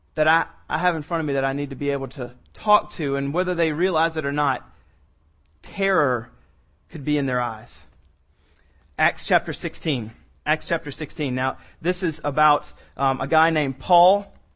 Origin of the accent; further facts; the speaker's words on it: the South, United States; I'm from the South